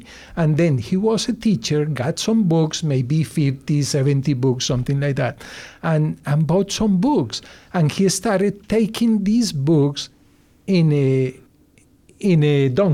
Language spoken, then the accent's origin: English; Bogota, Colombia; English is a second language; moved away as an adult; now in United States; I'm from Bogota. I was born in Bogota, and I went to the university in Bogota.